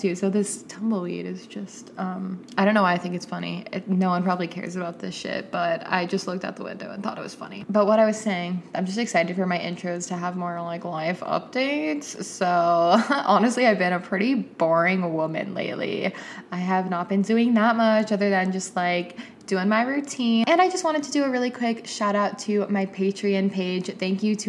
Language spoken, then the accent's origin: English; Atlanta, Georgia, United States; my hometown friends from Atlanta